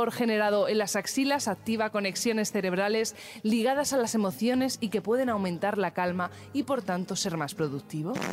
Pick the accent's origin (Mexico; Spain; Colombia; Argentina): Spain; Yo soy español, español, y ladrón.